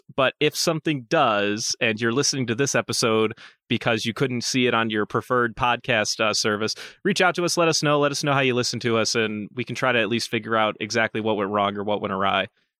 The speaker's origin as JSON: {"language": "English", "country": "Germany", "second_language": "English", "said": "I'm from Germany. A credit card here actually isn't the default form of payment as it is in the U.S."}